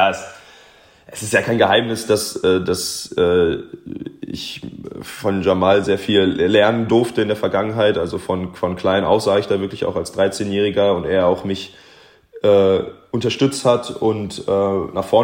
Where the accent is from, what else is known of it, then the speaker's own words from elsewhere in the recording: Wermelskirchen, North Rhine-Westphalia, Germany; born there; als gebürtiger Wermelskirchner, also ich, der, das Bergische Land ist mir nicht, nicht ganz fremd